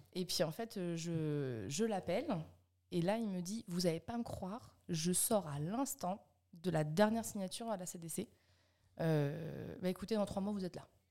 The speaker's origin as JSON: {"language": "French", "town": "Alençon", "region": "Normandy", "country": "France", "tie": "born or raised there", "also_born_or_lived": "Caen / Montivilliers", "said": "je suis née à Caen et puis après, en fait, je suis toujours restée en Normandie. Hein. je suis partie à Montivilliers à côté du Havre. Après, on est, on est arrivé à côté d'Alençon. Donc j'ai passé mes 5 ans à 17 ans juste à côté d'Alençon"}